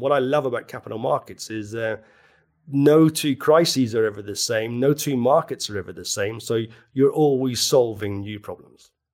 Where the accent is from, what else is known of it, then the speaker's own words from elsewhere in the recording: Belfast, Northern Ireland, United Kingdom; now in London, United Kingdom; I come from Belfast.